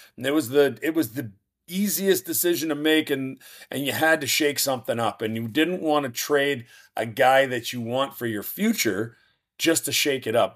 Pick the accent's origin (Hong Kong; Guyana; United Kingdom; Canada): Canada; Moose Jaw, Saskatchewan; moved away; also born or lived in Minot, North Dakota; my hometown of Moose Jaw, Saskatchewan